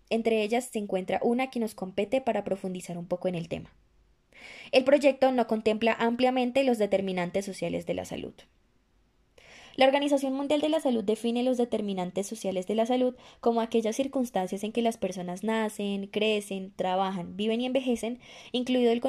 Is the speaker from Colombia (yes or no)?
yes; Colombia; estudiantes de medicina también nos veríamos afectadas en el futuro como profesionales y en el presente como colombianas.